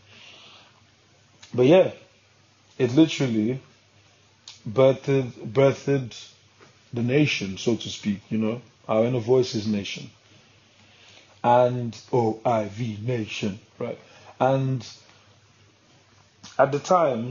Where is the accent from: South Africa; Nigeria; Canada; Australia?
Nigeria; I'm a Nigerian man